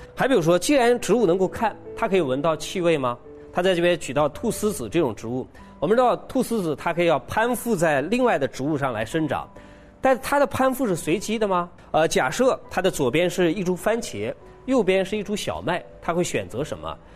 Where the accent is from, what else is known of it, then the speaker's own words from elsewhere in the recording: China; 我们中国人的哲学